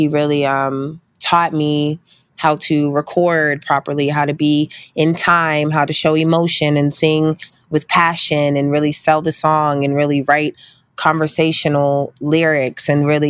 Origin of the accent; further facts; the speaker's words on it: Pittsburgh, Pennsylvania, United States; also born or lived in Meridian, Mississippi / New Jersey; I was born in Meridian, Mississippi in 1988, and my mom was in the military, so she ended up getting stationed in New Jersey when I was three, and we moved there. And from there, when I was eight, she got stationed in Pittsburgh, and that's where I grew up